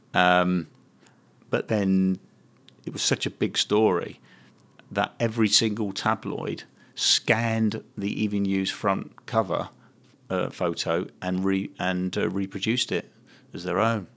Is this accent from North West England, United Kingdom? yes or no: no; London, United Kingdom; moved away as an adult; now in Manchester, United Kingdom; I was an alien in the early '80s for staying here as a Londoner